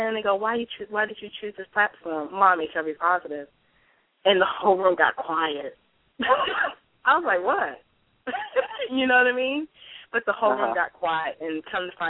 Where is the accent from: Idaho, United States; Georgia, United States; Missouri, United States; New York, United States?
Missouri, United States; St. Louis; also born or lived in Chicago, Illinois; now in Dallas, United States; I was born in East St. Louis, and I was raised between St. Louis and Chicago